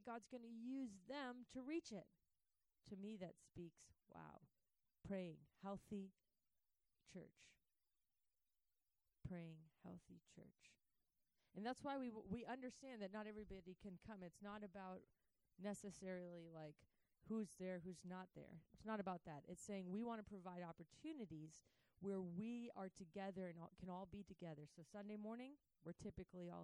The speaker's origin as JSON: {"language": "English", "country": "United States", "tie": "born or raised there", "said": "I was growing up in the States"}